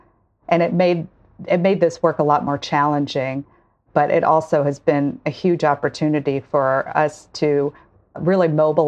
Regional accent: Monroe, Louisiana, United States; I also am from Louisiana. I grew up in Monroe, which is a small conservative town in Northeast Louisiana.

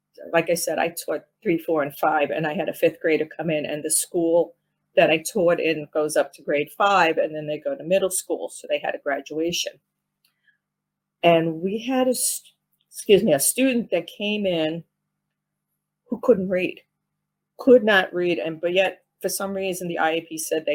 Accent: downstate New York, United States; accent: New York; moved away as an adult; my New York accent, because of I come from downstate

